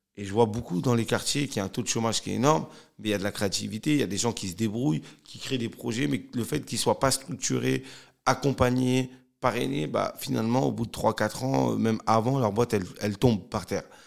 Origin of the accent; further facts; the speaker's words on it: Cergy, Île-de-France, France; je suis originaire de Sergi Pontoise. J'ai grandi euh, dans un quartier qui s'appelait la Croix Petit